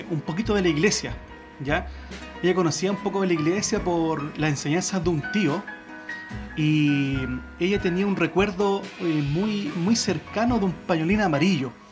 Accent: Santiago, Santiago Metropolitan, Chile; now in Chillán, Chile; nosotros somos matrimonio eh, venimos desde Santiago, desde Santiago nosotros venimos y estamos acá en Chillán hace poco más de tres años.

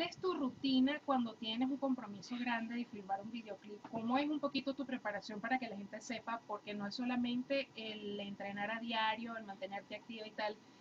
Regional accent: Venezuela

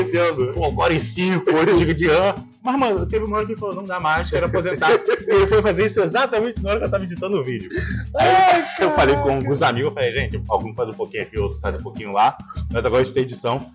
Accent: Rio de Janeiro, Brazil; vim da Taquara

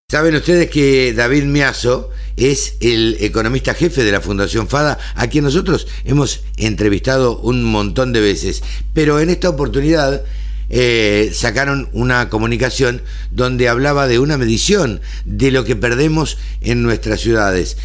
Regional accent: Argentina; somos los argentinos

